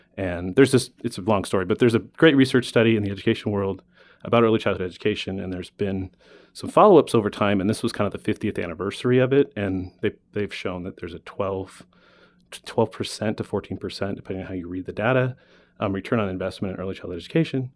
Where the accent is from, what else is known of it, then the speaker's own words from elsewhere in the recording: Alaska, United States; now in Arizona, United States; I was born in Alaska. I moved to Arizona after years of vacationing here with my snowbird grandparents. Um, growing up in Alaska